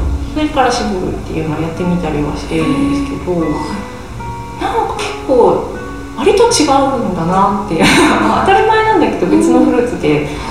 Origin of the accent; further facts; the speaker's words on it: Nagoya, Aichi, Japan; moved away as an adult; also born or lived in United States; now in Sakaki, Japan; 実家が名古屋なので